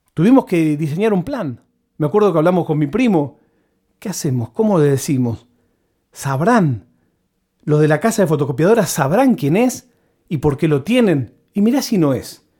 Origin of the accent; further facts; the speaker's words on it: Buenos Aires, Argentina; latiguillos que usamos los porteños